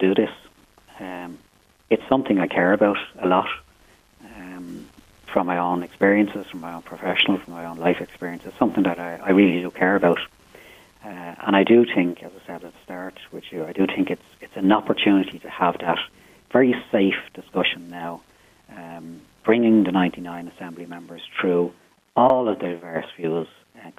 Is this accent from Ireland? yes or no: yes; Dublin, Leinster, Ireland; I was born and reared in Finglas. I've reared my own family there